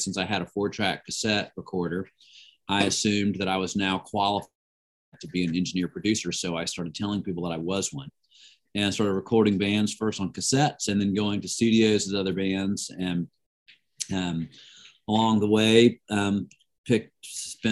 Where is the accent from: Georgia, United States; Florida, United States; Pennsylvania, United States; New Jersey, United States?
Georgia, United States; Atlanta; I grew up in Atlanta in a musical family.